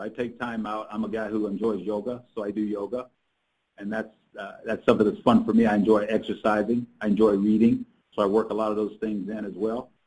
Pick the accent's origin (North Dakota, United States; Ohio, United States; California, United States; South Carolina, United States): South Carolina, United States; I grew up in South Carolina